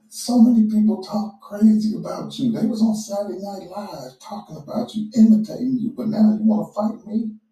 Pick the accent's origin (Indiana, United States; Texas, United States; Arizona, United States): Indiana, United States; I'm gonna be at the all star in my hometown